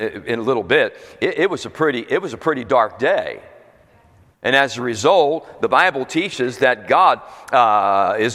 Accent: Philadelphia, Pennsylvania, United States; also born or lived in Florida; now in New Jersey, United States; I was born and raised in Pennsylvania, Philadelphia born and raised in that area

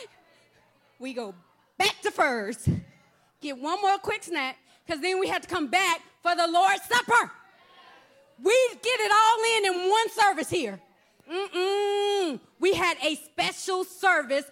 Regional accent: Texas, United States; moved away; I'm from Texas

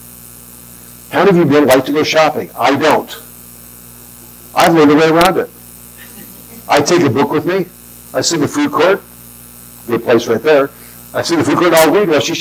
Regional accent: Southern California, United States; I grew up in Southern California

